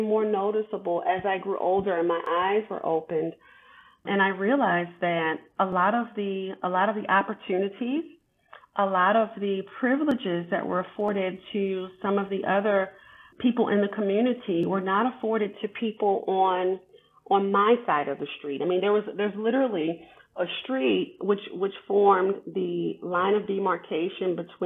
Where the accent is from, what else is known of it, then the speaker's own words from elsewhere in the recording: Baltimore, Maryland, United States; growing up in Baltimore City, actually as a child, it was very nice